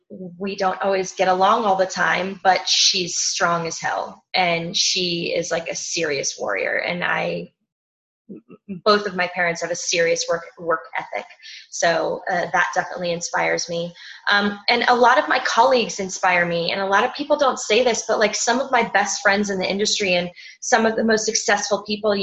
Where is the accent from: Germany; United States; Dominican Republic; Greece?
Greece; Crete; I'm from Crete.